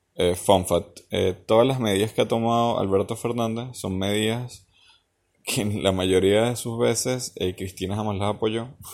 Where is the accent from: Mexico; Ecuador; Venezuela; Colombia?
Venezuela; now in Argentina; como venezolano